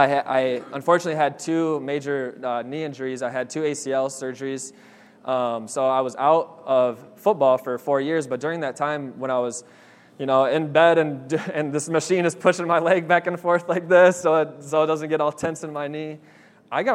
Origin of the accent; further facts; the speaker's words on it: Lansing, Michigan, United States; I grew up in Lansing, Michigan that whole time